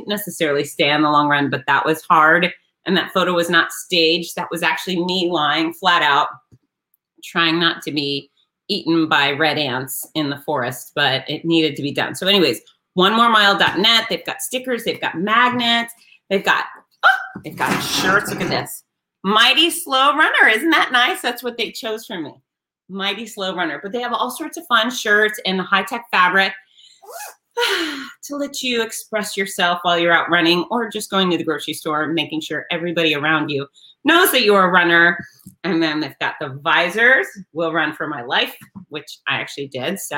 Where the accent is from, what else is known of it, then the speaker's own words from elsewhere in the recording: Gainesville, Florida, United States; my hometown of Gainesville, Florida